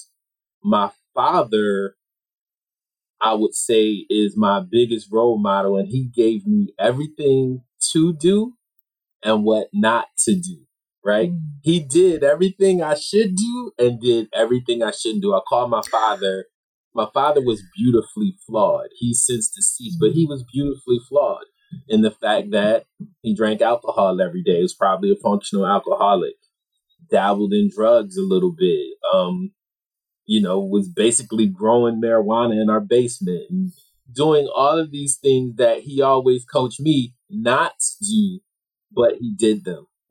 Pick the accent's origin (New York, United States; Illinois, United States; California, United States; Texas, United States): New York, United States; Rochester; I'm from Rochester, New York, which is a blue-collar city. I didn't know any professionals growing up